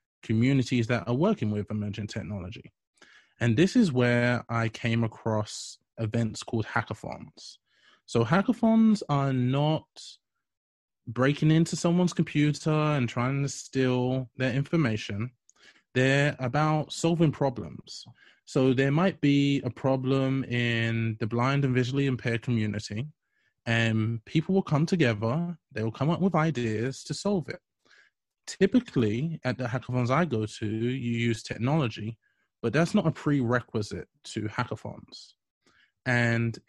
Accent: London, United Kingdom; moved away as an adult; also born or lived in Alabama, United States; I was born and raised in London

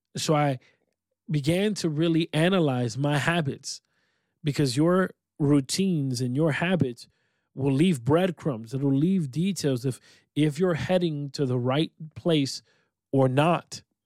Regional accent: Rochester, New York, United States; I am located in upstate New York, my hometown of Rochester, New York.

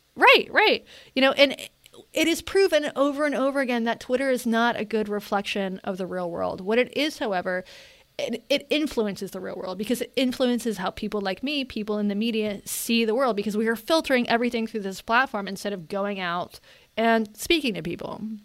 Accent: Western North Carolina, United States; when I was a kid growing up in Western North Carolina, there were no out gay people in my area.

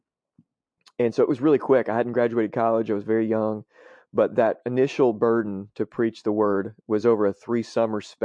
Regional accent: Marion, United States; the town that I grew up in Marion

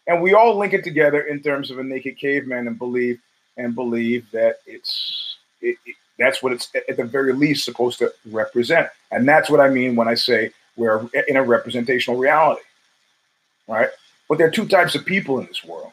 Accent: New York City, New York, United States; as a New Yorker

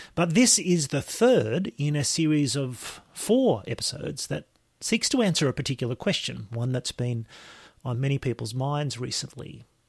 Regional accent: Lismore, New South Wales, Australia; my hometown, my home district of Lismore in the far north coast of New South Wales

